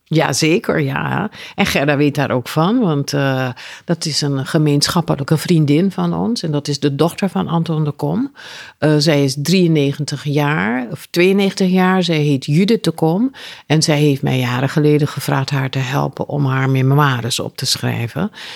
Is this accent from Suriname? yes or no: yes; Suriname; moved away; also born or lived in Aruba; Ik ben in Suriname geboren, maar ik heb jaren op Aruba gewoond